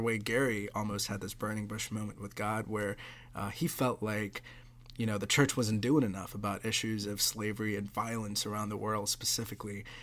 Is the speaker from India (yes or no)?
yes; Mumbai, Maharashtra, India; now in United States; I grew up in Mumbai, uh, didn't grow up in a slum.